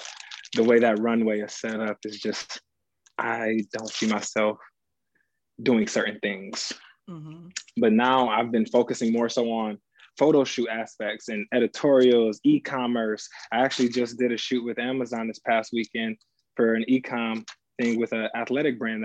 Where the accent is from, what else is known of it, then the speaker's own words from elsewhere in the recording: Battle Creek, Michigan, United States; moved away as an adult; also born or lived in Indiana / Ohio; now in New York City, United States; I'm originally from Battle Creek, Michigan, home of Kellogg's, Cereal City